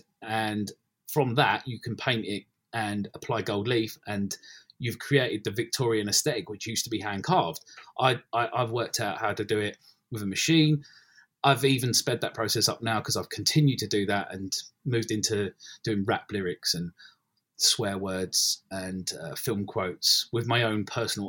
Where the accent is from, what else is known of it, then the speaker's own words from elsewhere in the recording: London, United Kingdom; also born or lived in Ilford / Essex; I grew up in Bethnal Green and gradually moved out into Essex, East London, Essex, that kind of way.